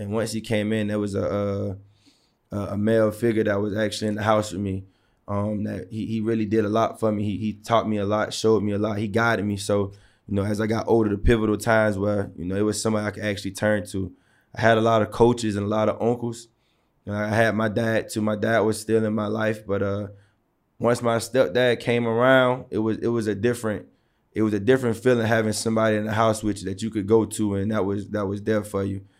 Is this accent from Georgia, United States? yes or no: yes; Savannah, Georgia, United States; growing up in Savannah, It was one of those things where sports, sports took care of us